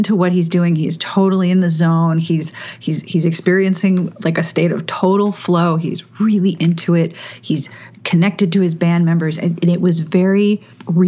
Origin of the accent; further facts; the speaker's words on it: Pittsburgh, Pennsylvania, United States; I grew up in Pittsburgh